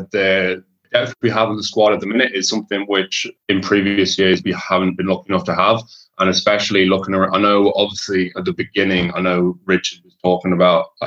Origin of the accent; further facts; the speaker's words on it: Whitchurch, West Midlands, United Kingdom; I'm from Whitchurch in Shropshire, so that'd be that'd be kind of I guess northwest Midlands. So yeah, I've been lived here since we were one, like since I was one. So been brought up over here